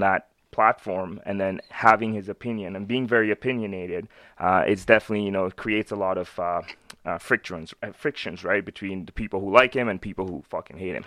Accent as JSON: {"language": "English", "town": "Winnipeg", "region": "Manitoba", "country": "Canada", "tie": "born or raised there", "also_born_or_lived": "Pakistan", "said": "I grew up in Winnipeg."}